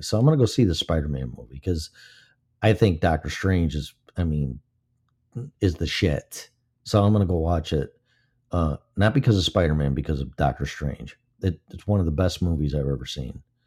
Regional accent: Illinois, United States; moved away; also born or lived in Colorado; This is my home state

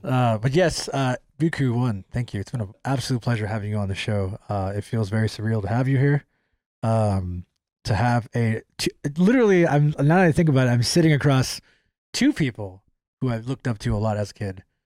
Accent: California, United States

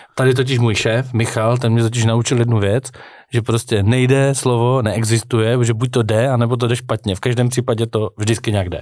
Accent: Czechia; my jako Češi

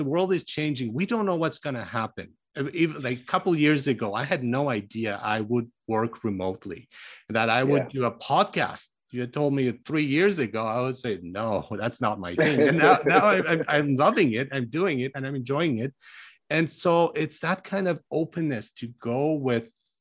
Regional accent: Germany; moved away; I grew up in Germany and studied there.

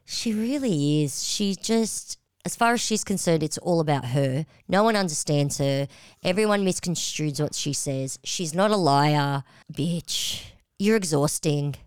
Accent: Australia; we're Aussies

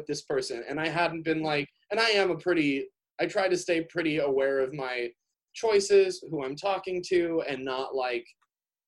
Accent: Chicago, Illinois, United States; now in Minnesota, United States; I'm just from Chicago

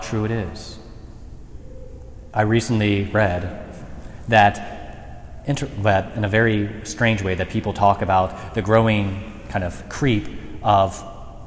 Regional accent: Mercer County, Ohio, United States; ministering in Shelby County and growing up in Mercer County

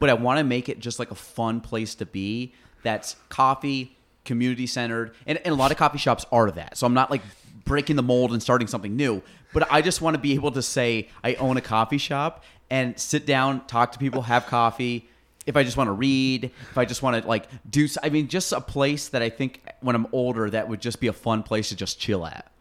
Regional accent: North Country, New York, United States; I was from Chase.

